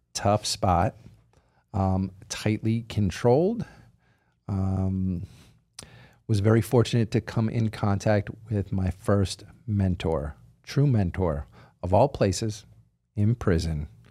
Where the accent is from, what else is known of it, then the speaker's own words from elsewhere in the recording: outside of Philadelphia, Pennsylvania, United States; I grew up outside of Philadelphia.